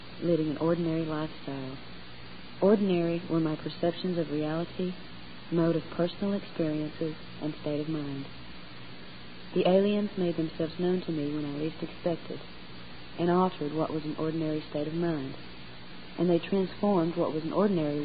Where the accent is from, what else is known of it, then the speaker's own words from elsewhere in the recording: North Georgia, United States; also born or lived in Knoxville, Tennessee; now in East Tennessee, United States; I was born in Knoxville, Tennessee, and raised with my two brothers and two sisters in North Georgia.